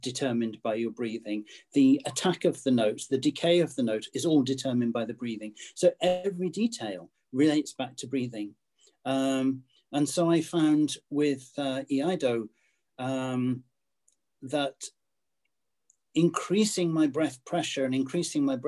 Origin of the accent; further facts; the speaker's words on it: United Kingdom; being British